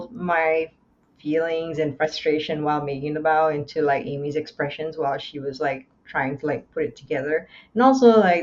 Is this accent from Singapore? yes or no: yes; Singapore; now in Canada; I grew up in Singapore.